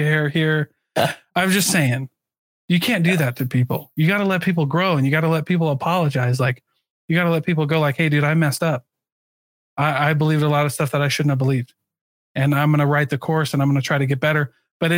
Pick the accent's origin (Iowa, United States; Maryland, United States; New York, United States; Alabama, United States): Iowa, United States; moved away; I grew up in Iowa